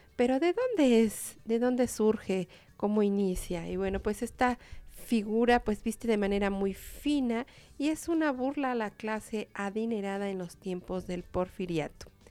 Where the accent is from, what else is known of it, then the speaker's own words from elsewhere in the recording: Mexico; Somos los mexicanos